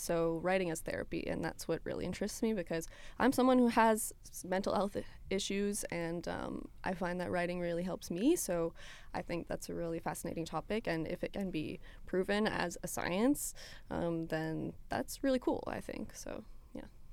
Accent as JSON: {"language": "English", "region": "Ontario", "country": "Canada", "tie": "born or raised there", "first_language": "French", "said": "I grew up in Ontario"}